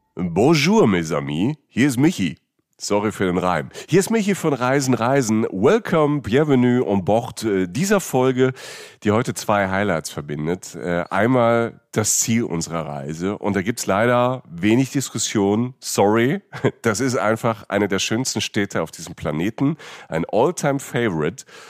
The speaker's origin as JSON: {"language": "German", "region": "Rhineland-Palatinate", "country": "Germany", "tie": "born or raised there", "moved": "yes", "lives_now": "Cologne, Germany", "said": "ich komme aus der Pfalz, das war ja nie weit. Jetzt wohne ich in Köln"}